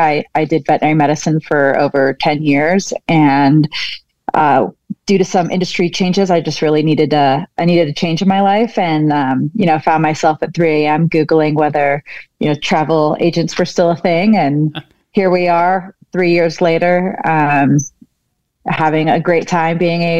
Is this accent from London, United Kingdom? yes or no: yes; London, United Kingdom; also born or lived in Chicago / Milan / Germany; So I grew up an expat in Europe. So I've actually was born in Chicago, raised in London, and we spent some time in Milan and Germany.